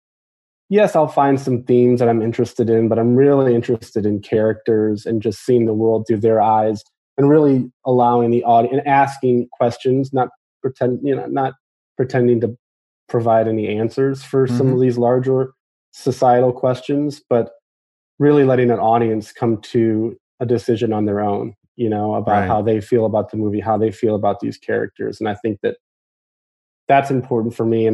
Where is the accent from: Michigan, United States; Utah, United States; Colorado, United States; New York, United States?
Michigan, United States; I'm from Michigan.